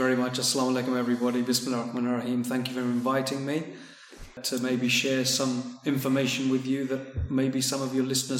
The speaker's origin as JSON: {"language": "English", "region": "London", "country": "United Kingdom", "tie": "born or raised there", "said": "I was born in England, in London, North London."}